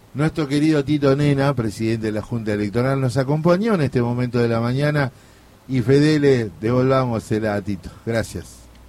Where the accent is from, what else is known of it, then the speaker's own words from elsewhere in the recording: a hometown near the Iberá wetlands, Corrientes, Argentina; moved away; me fui a mi pueblo y recorrí la, laguna del Iberá